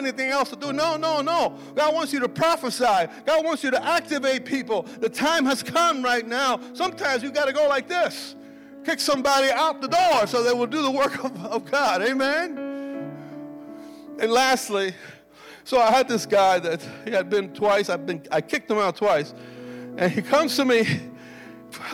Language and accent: English; Cuba; also born or lived in Clinton, Iowa; now in United States; I was born in Cuba. I fled that communistic government.